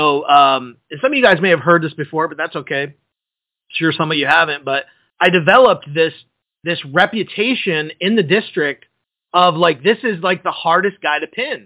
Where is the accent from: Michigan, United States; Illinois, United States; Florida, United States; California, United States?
Michigan, United States; just outside of Detroit; I grew up just outside of Detroit